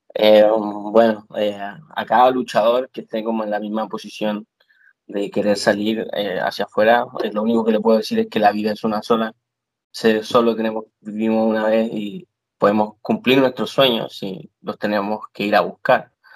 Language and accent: Spanish; Chile; moved away as an adult; now in Florida, United States; vine desde Chile, que vine de tan lejos